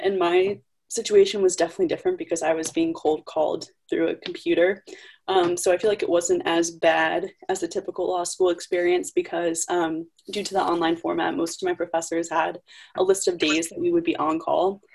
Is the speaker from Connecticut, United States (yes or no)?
yes; Connecticut, United States; I'm from Connecticut